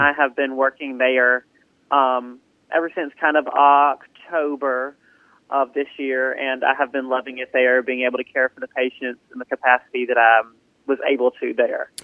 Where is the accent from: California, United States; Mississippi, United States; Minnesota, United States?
Mississippi, United States; Southaven; also born or lived in Starkville, Mississippi; when I was um, about one, I moved to South Haven, Mississippi, and I've been um, in South Haven my entire life